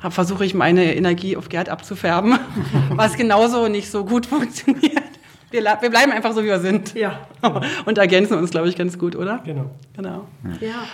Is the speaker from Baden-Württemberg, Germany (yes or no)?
no; Brandenburg, Germany; Wobei ich bin auch auf dem Land groß geworden, außerhalb von Berlin.